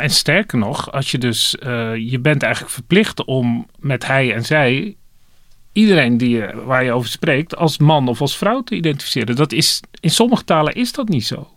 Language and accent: Dutch; Dordrecht, South Holland, Netherlands; moved away; in de stad ben waar ik, waar ik geboren ben, Dordrecht, dan hoor ik het platte Dords